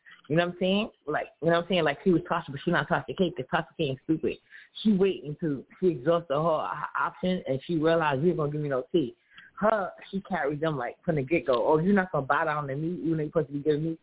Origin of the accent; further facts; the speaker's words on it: New York City, New York, United States; I'm from New York City.